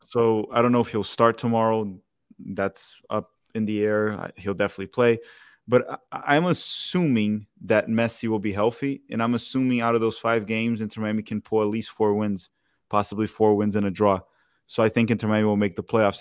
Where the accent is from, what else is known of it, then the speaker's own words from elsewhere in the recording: Brazil; I'm from Brazil.